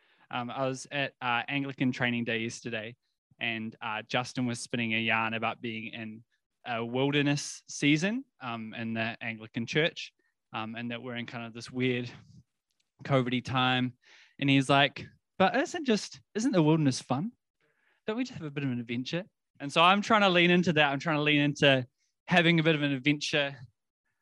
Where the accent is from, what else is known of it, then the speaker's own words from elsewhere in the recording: South Island, New Zealand; now in Wellington, New Zealand; grew up in the South Island